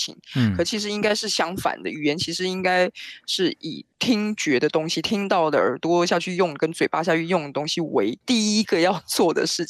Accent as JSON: {"language": "Chinese", "country": "Taiwan", "first_language": "Taiwanese Hokkien", "second_language": "Chinese", "moved": "as an adult", "lives_now": "France", "said": "那大家我的同事都知道我是台湾来的"}